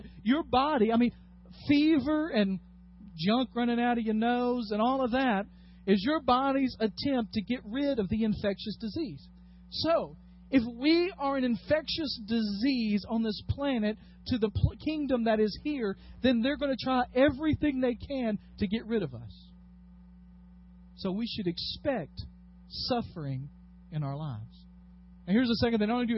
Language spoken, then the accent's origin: English; United States; as American Christians, we have gotten way too comfortable here